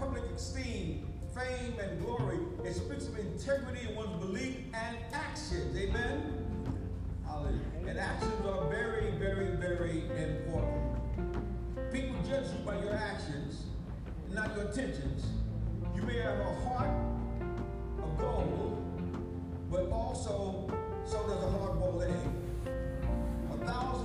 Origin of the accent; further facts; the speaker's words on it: New York City, New York, United States; I came up from New York City